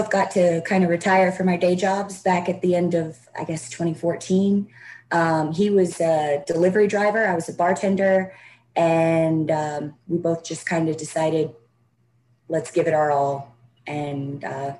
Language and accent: English; the South, United States; And growing up in the Bible Belt, like I did, reptiles, especially snakes, are just demonized, basically.